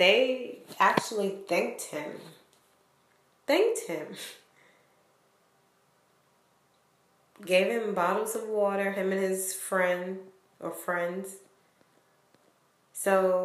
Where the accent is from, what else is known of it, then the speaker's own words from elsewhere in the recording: Rhode Island, United States; I'm from Rhode Island